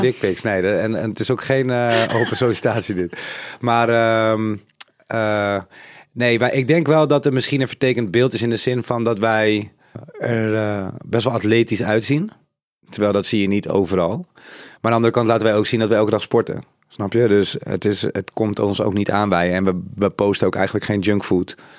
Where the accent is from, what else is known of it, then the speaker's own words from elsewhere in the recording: Suriname; Ik ben zelf Zuid-Amerikaans, ik kom van Suriname, dat ligt in Zuid-Amerika.